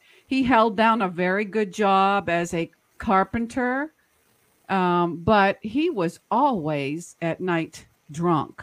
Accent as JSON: {"language": "English", "town": "Boston", "region": "Massachusetts", "country": "United States", "tie": "born or raised there", "said": "when I was growing up in Boston, Massachusetts area, I was the oldest of nine"}